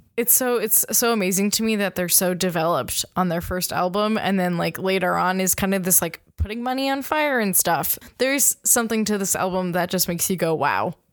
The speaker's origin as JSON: {"language": "English", "region": "Minnesota", "country": "United States", "said": "I'm from Minnesota"}